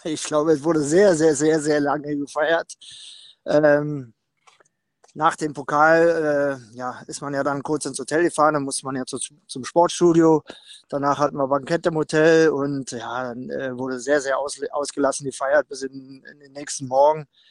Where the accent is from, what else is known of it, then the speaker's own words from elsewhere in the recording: Berlin, Germany; moved away; in meiner Heimatstadt Berlin